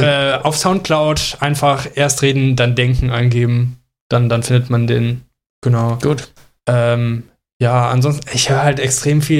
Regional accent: Mönchengladbach, North Rhine-Westphalia, Germany; ich komme aus Mönchengladbach. Bei uns gab es früher auch Karneval. Äh, da äh, ja, habe ich auch Kamelle gerne gesammelt als Kind

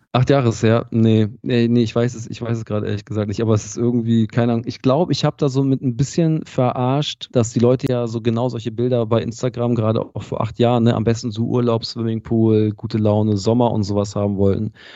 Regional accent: Harburg district, Lower Saxony, Germany; der Ort, aus dem ich ursprünglich komme, ist so, ähm, hat glaube ich eine Hamburger Vorwahl, ist Landkreis Harburg, aber das Schulsystem in dem Ort war quasi niedersächsisch

